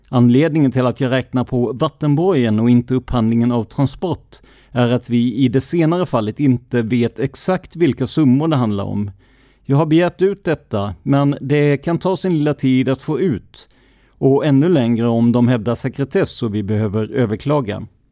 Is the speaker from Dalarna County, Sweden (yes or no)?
no; Karlskrona, Blekinge, Sweden; Min hemkommun blir bara mer och mer religiös